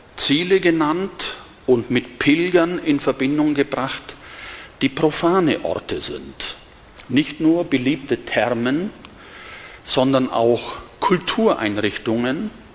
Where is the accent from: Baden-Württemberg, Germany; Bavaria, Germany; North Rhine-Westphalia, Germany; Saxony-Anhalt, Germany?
Bavaria, Germany; Diocese of Augsburg; moved away as an adult; now in Berlin, Germany; ich stamme aus dem Bistum Augsburg und bin hier aufgewachsen